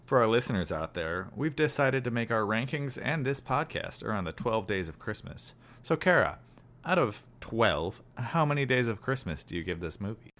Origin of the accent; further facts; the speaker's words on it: Chicago, Illinois, United States; I'm from the Midwest. I'm from Chicago